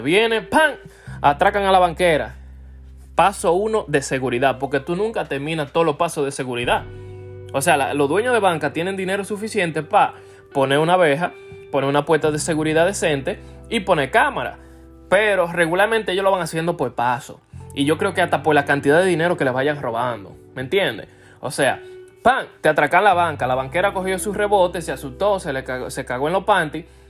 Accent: Dominican Republic; los dominicanos somos así, los dominicanos somos heavy

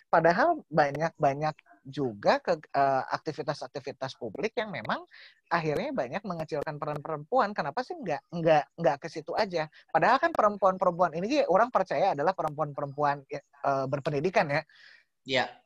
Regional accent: West Java, Indonesia; lah bahwa kita tuh orang Sunda bahwa selalu menganggap bahwa ayah itu adalah takut ya

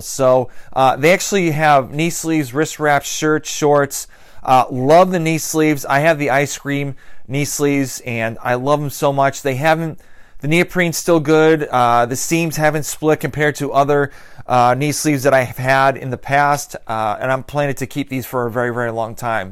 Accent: Massachusetts, United States; now in Georgia, United States

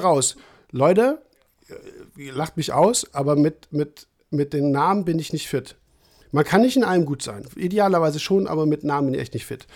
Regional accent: Trier area, Rhineland-Palatinate, Germany; Ecken, wo ich herkomme, wie gesagt, Trierer Raum

